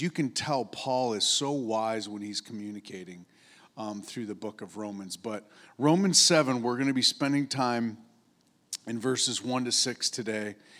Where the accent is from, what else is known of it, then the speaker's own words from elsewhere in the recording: upstate New York, United States; moved away; I grew up in upstate New York